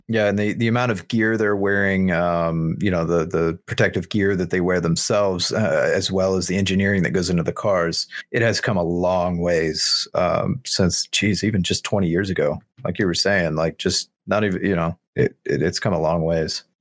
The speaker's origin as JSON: {"language": "English", "country": "United States", "said": "as an American"}